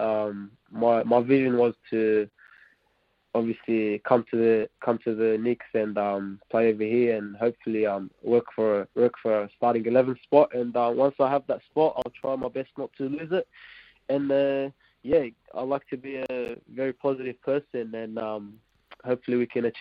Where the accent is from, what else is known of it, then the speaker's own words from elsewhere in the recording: Australia; first language Arabic; now in Wellington, New Zealand; I'm Aussie and Iraqi.